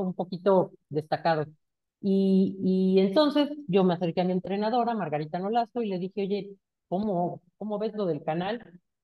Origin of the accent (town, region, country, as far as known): Mexico